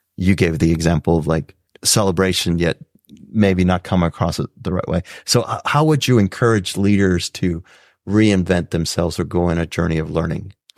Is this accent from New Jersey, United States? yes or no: no; South Texas, United States; growing up in South Texas, first to go to college